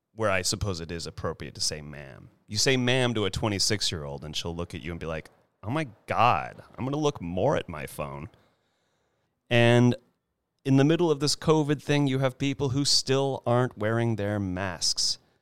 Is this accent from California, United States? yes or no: yes; California, United States; I'm a California boy, born and raised, have yet to move anywhere else